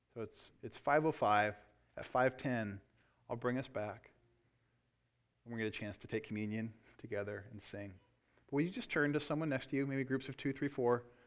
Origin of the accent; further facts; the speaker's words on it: United States; I love being an American.